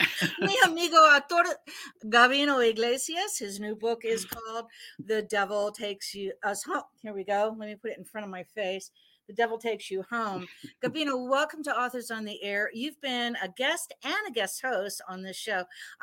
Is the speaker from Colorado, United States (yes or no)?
no; Miami, Florida, United States; I grew up in Miami where there's a heavy Hispanic influence.